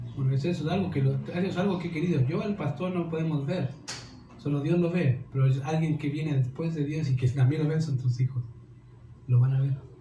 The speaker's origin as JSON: {"language": "Spanish", "country": "Chile", "said": "como chilenos y como cultura, de iglesia, somos tan, tan poco entendidos o tan buenos para excusarnos"}